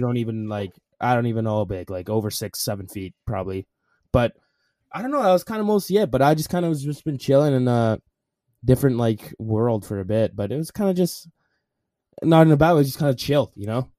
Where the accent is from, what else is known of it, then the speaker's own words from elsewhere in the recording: Alberta, Canada; I'm Canadian